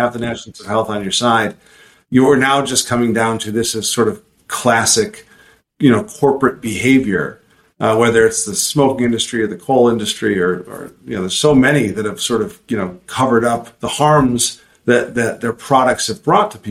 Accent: Chicago, Illinois, United States; I grew up in Chicago

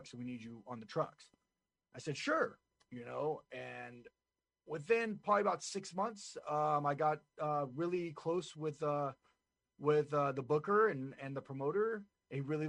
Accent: California, United States; I'm from California

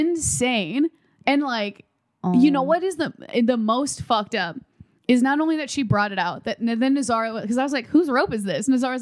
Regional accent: Midwest, United States; We're from the Midwest.

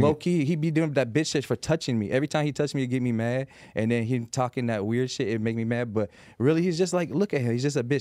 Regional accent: Las Vegas, Nevada, United States; I'm from Las Vegas.

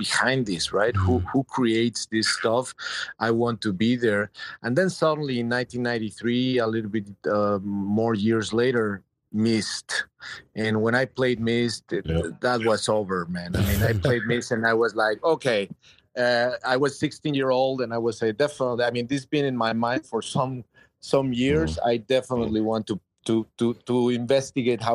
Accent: Mexico; moved away as an adult; now in United States; I'm Mexican, man. I'm from Mexico, I'm from Latin America, mm-hmm. And I think that even though I've been living here in the U.S.

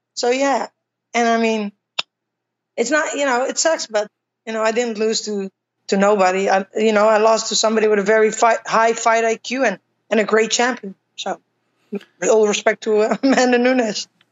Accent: Utrecht, Netherlands; my hometown, Utrecht

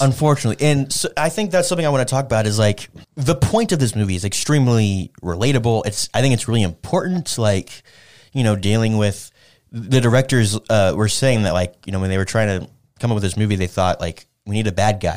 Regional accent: United States; I'm, I'm an American

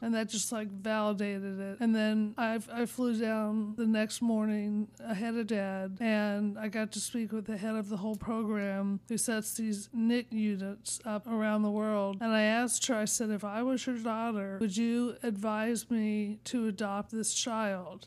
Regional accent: Pittsburgh, Pennsylvania, United States; growing up in Pittsburgh where everybody seemed to have four or more children

